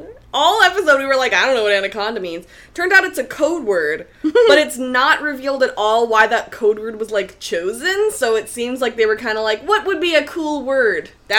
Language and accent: English; Red Deer, Alberta, Canada; moved away; my hometown, Red Deer, where my parents and family live